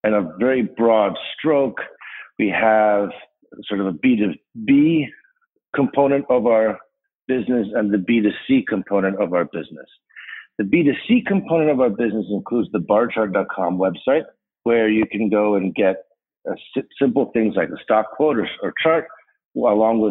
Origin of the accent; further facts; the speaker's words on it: Chicago, Illinois, United States; also born or lived in Rhode Island / Evanston; I grew up mostly in Chicago on the north side in Rogers Park